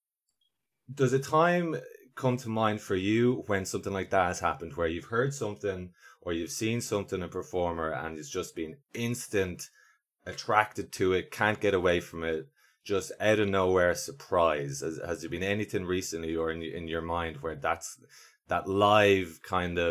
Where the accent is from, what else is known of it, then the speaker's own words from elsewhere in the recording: Ireland; so I'm Irish